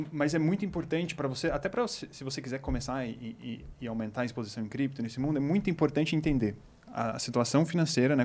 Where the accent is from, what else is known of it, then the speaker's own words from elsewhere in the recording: Botucatu, São Paulo, Brazil; moved away; eu sou do interior de São Paulo. De, eu sou de uma cidade de Botucatu.